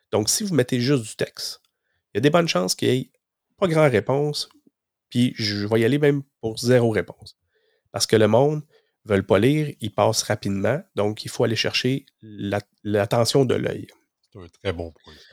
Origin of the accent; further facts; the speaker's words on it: Gatineau, Quebec, Canada; moi, je viens de Gatineau, ben, je descends au Mi, puis on se connaît dans nos régions